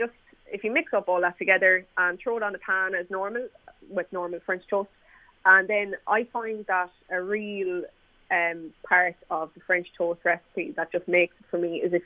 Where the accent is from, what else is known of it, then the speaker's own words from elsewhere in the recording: Mayo, Connacht, Ireland; also born or lived in Galway; I work in Galway myself, but I'm from Mayo